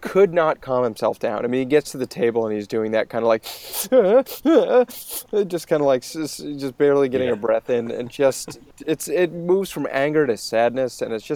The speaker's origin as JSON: {"language": "English", "region": "Maine", "country": "United States", "said": "The states of New England, including my home state of Maine"}